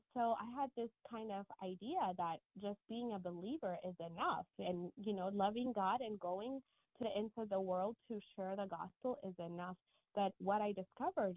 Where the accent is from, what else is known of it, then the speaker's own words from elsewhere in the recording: Ethiopia; moved away as an adult; now in United States; I grew up in Ethiopia